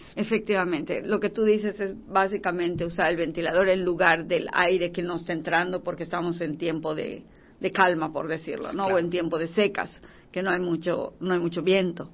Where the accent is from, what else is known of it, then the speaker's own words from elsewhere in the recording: Yucatán, Mexico; nosotros que somos yucatecos